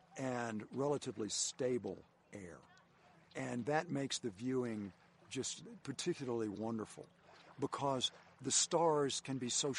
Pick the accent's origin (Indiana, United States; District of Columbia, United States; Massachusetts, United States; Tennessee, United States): Tennessee, United States; Nashville; now in Central Idaho, United States; I grew up in Nashville